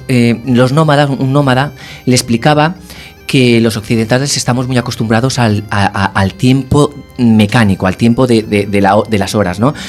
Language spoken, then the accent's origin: Spanish; Castellón de la Plana, Valencian Community, Spain; moved away as an adult; also born or lived in Madrid; now in A Coruña, Spain; no soy de Coruña. Yo nací en Castellón. Eh, con 18 me fui a vivir a Madrid